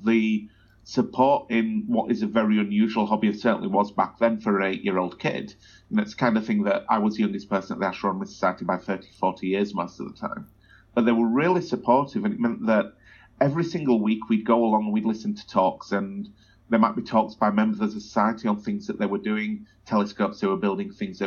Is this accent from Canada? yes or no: no; Wakefield, Yorkshire and the Humber, United Kingdom; now in Australia; I grew up in a place called Wakefield